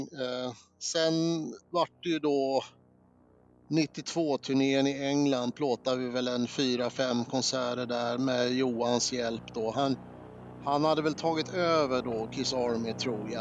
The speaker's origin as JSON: {"language": "Swedish", "town": "Eskilstuna", "region": "Södermanland", "country": "Sweden", "said": "Jag var ju från Eskilstuna"}